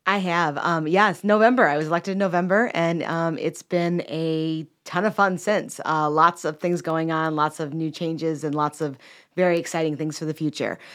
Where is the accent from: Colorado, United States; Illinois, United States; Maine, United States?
Illinois, United States; Chicago; moved away as an adult; now in Cornelius, North Carolina, United States; I'm originally from Chicago and moved down here in about two thousand eleven